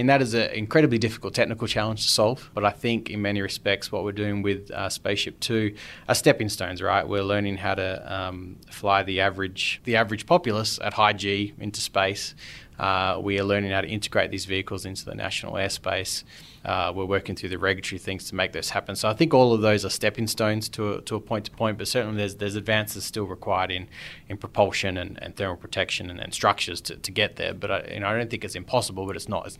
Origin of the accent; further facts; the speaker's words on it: Perth, Western Australia, Australia; also born or lived in London; now in Mojave Desert, United States; I'm from Perth, Australia